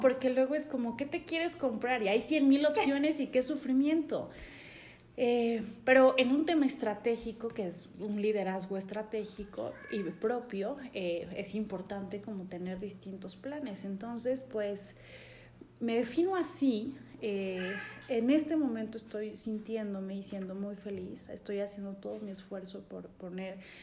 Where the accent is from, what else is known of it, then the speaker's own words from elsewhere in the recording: San Cristóbal de las Casas, Chiapas, Mexico; nací aquí en San Cristóbal, toda mi familia es de Comitán